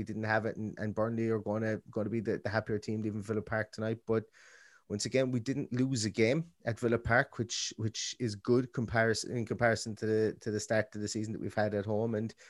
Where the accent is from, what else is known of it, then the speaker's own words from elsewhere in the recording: Ireland; we're two fellas from Ireland